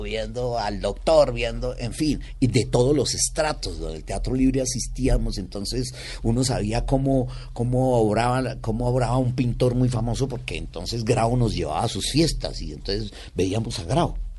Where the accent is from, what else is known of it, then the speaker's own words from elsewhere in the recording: Cali, Valle del Cauca, Colombia; moved away; also born or lived in Bogotá; yo soy caleño por mi padre, eh, cundiboyaco por mi mamá